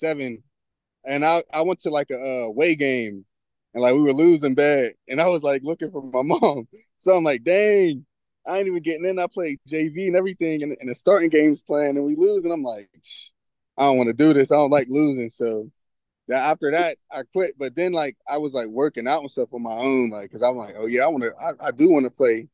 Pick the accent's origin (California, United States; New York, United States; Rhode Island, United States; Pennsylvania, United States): Pennsylvania, United States; Homestead; I'm from Homestead, PA. It's like right by the waterfront. That's where I grew up